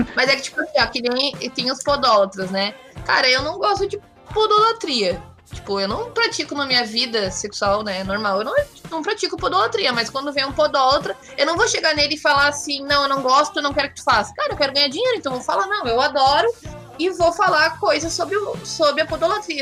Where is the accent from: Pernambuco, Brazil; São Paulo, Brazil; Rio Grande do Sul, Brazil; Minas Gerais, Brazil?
Rio Grande do Sul, Brazil; Porto Alegre; E eu sou de Porto Alegre, moro aqui no, no sul, nesse frio dos infernos